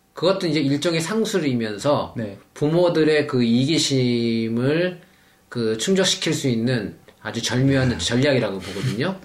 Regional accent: Seoul, South Korea; moved away as an adult; also born or lived in Paju; 서울에서 태어나서 서울에 사, 살았고 결혼 어, 하기 전까지는 이제 서울에서 계속 살았으니까 서울 오래 살았죠.

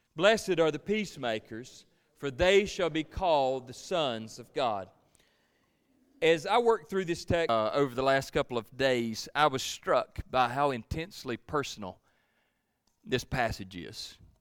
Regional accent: Georgia, United States; I'm from Georgia

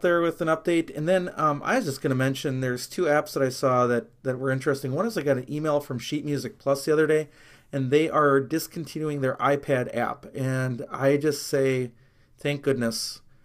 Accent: near Milwaukee, Wisconsin, United States; growing up near Milwaukee, I grew up as a Brewer and Packer fan

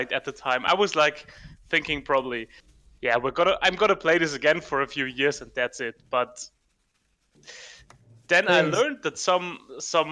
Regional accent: Germany; I'm from Germany, right now in the very south of Germany

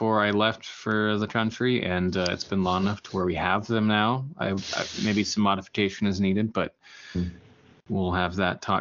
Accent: United States; being an American

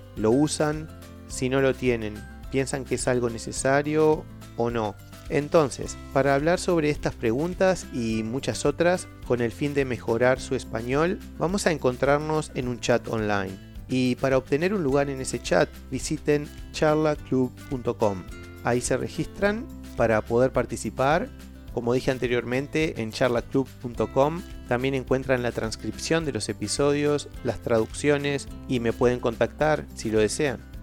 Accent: Uruguay; soy de Uruguay

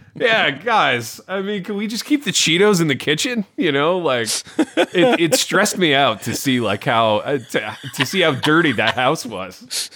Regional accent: Indiana, United States; I grew up in Indiana. I grew up in a town a lot like Hawkins.

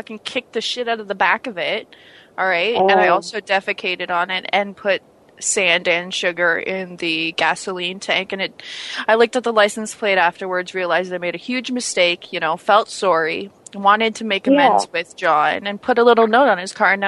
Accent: Canada; Are you making fun of me because I'm Canadian?

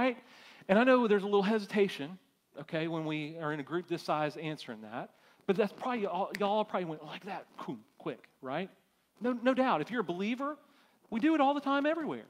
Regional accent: United States; as American Christians

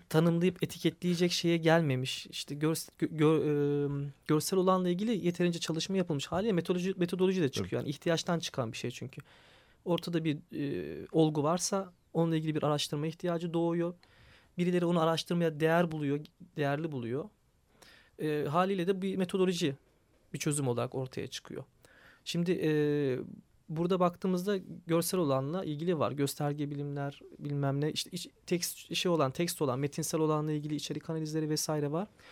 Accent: Istanbul, Turkey; Ben de bir Kadıköylü olarak

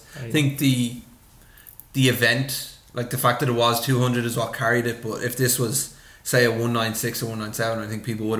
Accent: Ireland; As an Irish person

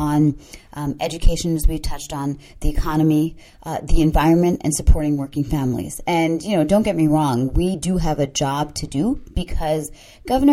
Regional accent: Maryland, United States; also born or lived in Sri Lanka; growing up in Maryland

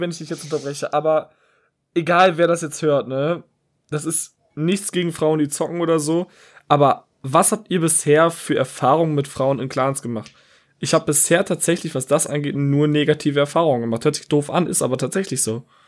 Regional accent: Wuppertal, North Rhine-Westphalia, Germany; ich komme aus Wuppertal

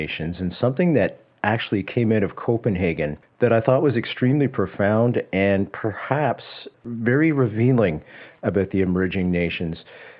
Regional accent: Canada; as a Canadian, and I know most Canadians feel this way, we want to do right by the emerging nations.

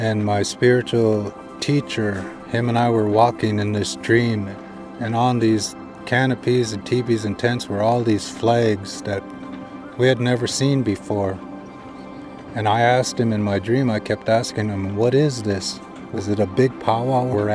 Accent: United States; I'm a Standing Rock Lakota.

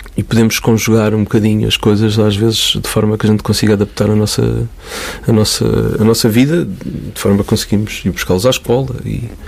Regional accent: Cascais, Lisbon, Portugal; also born or lived in Caldas da Rainha / Porto Santo, Madeira; Lisboa, mais precisamente Parede de Cascais. Foi lá que eu cresci.

